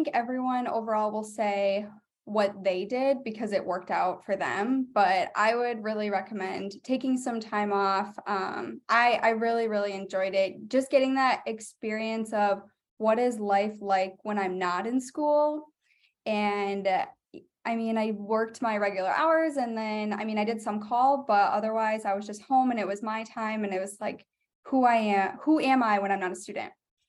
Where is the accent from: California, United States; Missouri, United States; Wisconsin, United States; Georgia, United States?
Wisconsin, United States; Yeah, so I grew up in Wisconsin. I did undergrad at University of Wisconsin, Eau Claire.